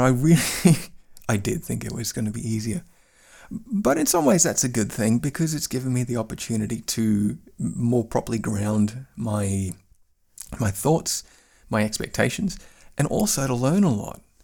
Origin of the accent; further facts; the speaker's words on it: Queensland, Australia; now in Bavaria, Germany; I come from Queensland, Australia, which, which is a very, very sunny part of the world